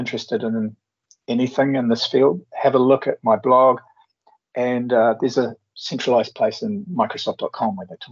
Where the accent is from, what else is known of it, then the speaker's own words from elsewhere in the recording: New Zealand; the standard Antipodean thing